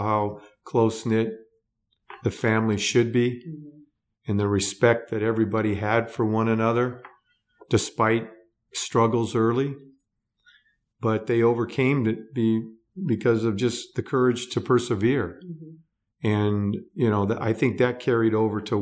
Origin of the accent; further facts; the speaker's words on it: Los Angeles, California, United States; moved away as an adult; now in Arizona, United States; we were born and raised in Southern California in the San Fernando Valley.